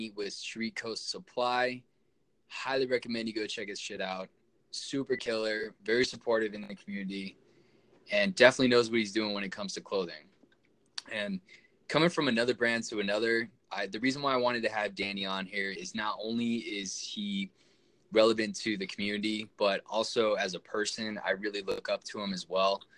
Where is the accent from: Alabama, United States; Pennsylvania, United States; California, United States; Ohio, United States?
California, United States; Orange County; moved away; I'm from Orange County